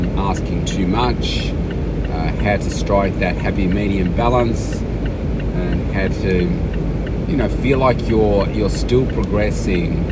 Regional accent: Melbourne, Victoria, Australia; my hometown here

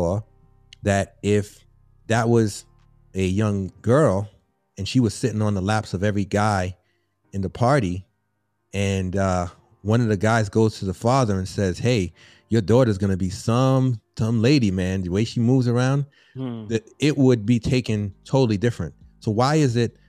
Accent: New York City, New York, United States; I grew up in the South Bronx in the housing projects

